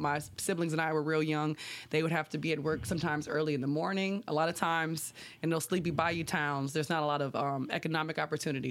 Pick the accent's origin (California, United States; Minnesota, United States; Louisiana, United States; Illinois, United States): Louisiana, United States; Labadieville; I grew up in Lapidavill on the bayou side of Highway three oh eight in Assumption